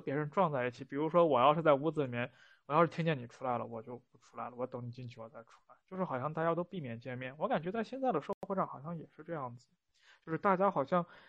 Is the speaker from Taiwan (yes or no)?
no; Northwest China, China; 这个是我们西北人的一个特质